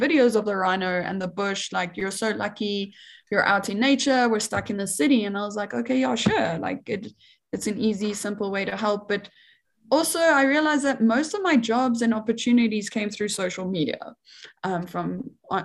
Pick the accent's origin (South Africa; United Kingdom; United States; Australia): South Africa; Johannesburg, Gauteng; I am South African. Like, I was born and raised in Johannesburg in the city